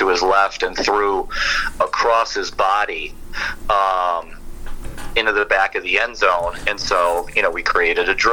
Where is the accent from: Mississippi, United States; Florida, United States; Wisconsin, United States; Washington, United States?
Wisconsin, United States; I grew up in Wisconsin and watched Brett Favre